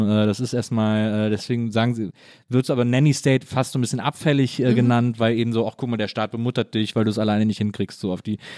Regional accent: Cologne, North Rhine-Westphalia, Germany; bin ich eben im Rheinland aufgewachsen

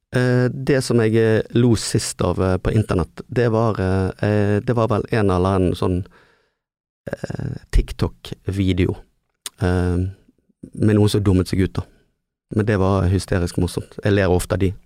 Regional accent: Bergen, Vestland, Norway; vi er ikke flinke nok å bruke byen Nei. som bergensere

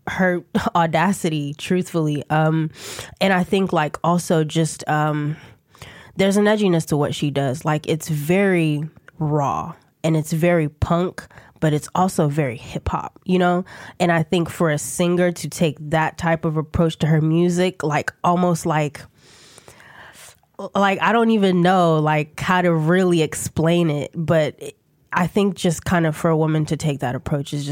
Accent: Ghana; also born or lived in New York / Atlanta / New Jersey; I'm from Ghana, so my whole family um, lives, resides in Ghana. I was born in New York and then went straight to Ghana. So I lived there till I was eight.

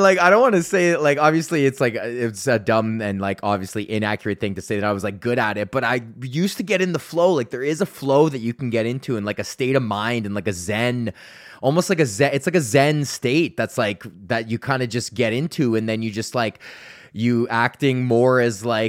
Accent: Sunshine Village, Alberta, Canada; moved away as an adult; now in Ontario, Canada; I grew up in Sunshine fucking Village, and that's where I ski

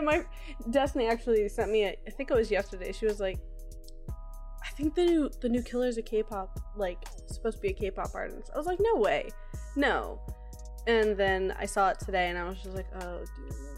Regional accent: Florida, United States; also born or lived in Massachusetts; I was like seven when we moved down here

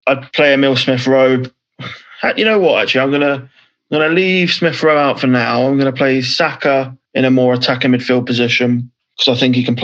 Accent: London, United Kingdom; I'm not from North London. So I'm from West London

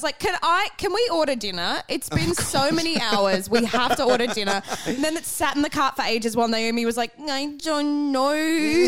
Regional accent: Melbourne, Victoria, Australia; I'm so surprised. I come from Melbourne.

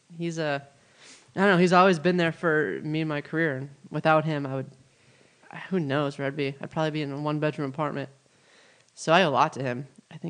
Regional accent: Midwest, United States; now in Los Angeles, United States; And, you know, I'm from the Midwest. Like, I love it out there, and I love, you know, the people and the trees and the grass and that lifestyle. So to be out in L.A., it's it kind of goes against who I am.

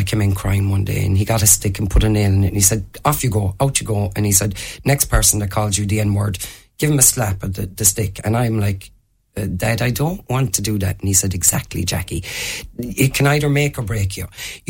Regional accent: Limerick, Munster, Ireland; what it was like being the black person growing up in Limerick.

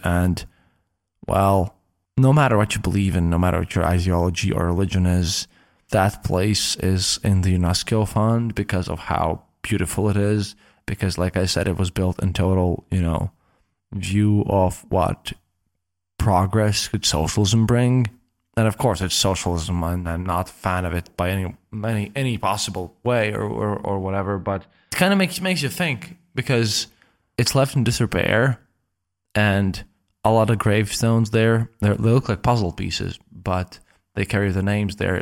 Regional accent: Latvia; I'm coming from Latvia, from the Baltics, where we don't have a lot of Muslims.

